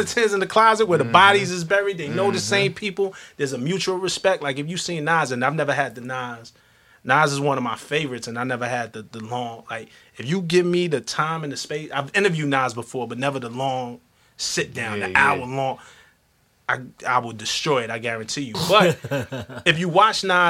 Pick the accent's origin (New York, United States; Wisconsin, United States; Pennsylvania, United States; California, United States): New York, United States; New York City; I come from Flatbush, Brooklyn.